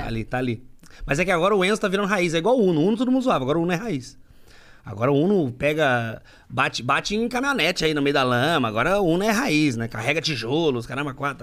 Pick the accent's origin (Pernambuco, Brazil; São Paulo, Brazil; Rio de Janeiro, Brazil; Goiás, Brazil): São Paulo, Brazil; Agudos; now in Sorocaba, Brazil; sou de mais longe, mais pra dentro. Sou de Agudos